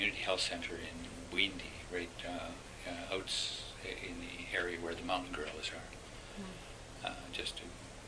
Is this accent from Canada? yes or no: yes; Winnipeg, Manitoba, Canada; And I come from Winnipeg sometimes.